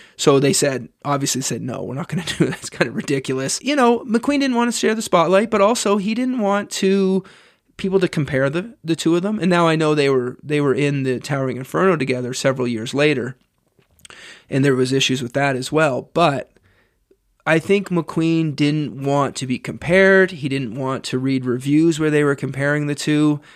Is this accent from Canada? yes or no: yes; Canada; As a Canadian